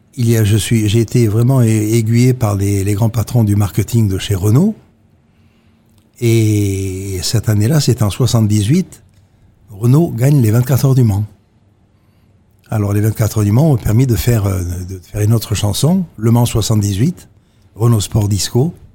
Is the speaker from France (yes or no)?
no; Monaco; born or raised there